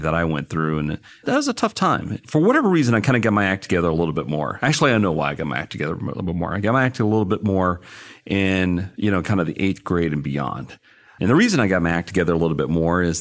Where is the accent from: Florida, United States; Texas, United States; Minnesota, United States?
Texas, United States; Odessa; moved away as an adult; Growing up in Odessa